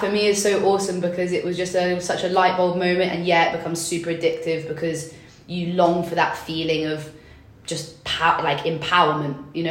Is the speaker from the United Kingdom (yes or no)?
yes; England, United Kingdom; also born or lived in London; I grew up in England